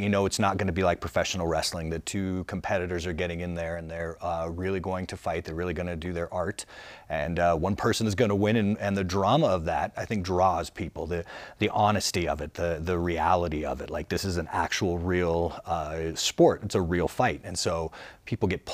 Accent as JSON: {"language": "English", "town": "Albuquerque", "region": "New Mexico", "country": "United States", "tie": "born or raised there", "said": "I was raised in the South Valley of Albuquerque, New Mexico"}